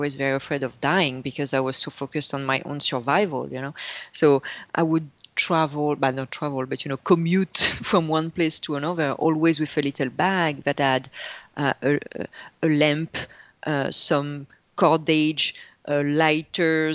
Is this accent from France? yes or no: yes; north of France, France; English is a second language; moved away; I was raised and born in France